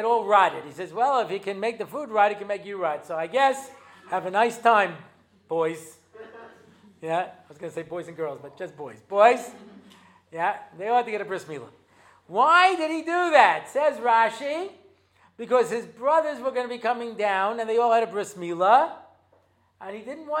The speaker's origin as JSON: {"language": "English", "country": "United States", "moved": "yes", "lives_now": "Israel", "said": "I'm an American"}